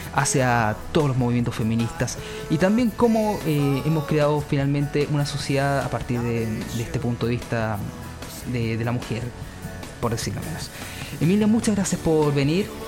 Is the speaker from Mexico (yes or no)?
no; Futrono, Los Ríos, Chile; yo vengo de Futrono. Futrono es eh, región de los ríos, Valdivia